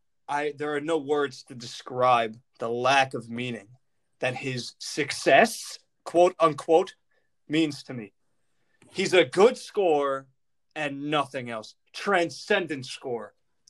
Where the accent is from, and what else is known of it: New York City, New York, United States; born or raised there